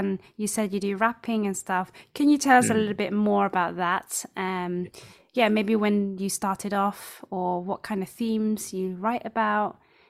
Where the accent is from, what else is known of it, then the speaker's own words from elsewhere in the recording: United Kingdom; I'm British. Yeah. I'm a British home student as well.